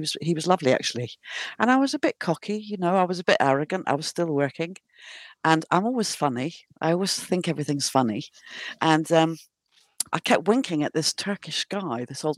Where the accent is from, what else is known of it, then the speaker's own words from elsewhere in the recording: Plymouth, South West England, United Kingdom; moved away as an adult; also born or lived in Sussex; I'm originally from England, from Devon, Plymouth, actually.